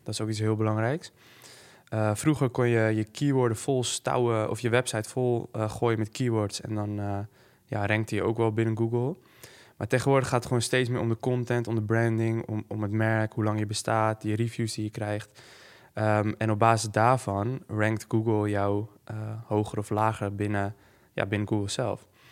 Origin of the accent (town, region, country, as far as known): Netherlands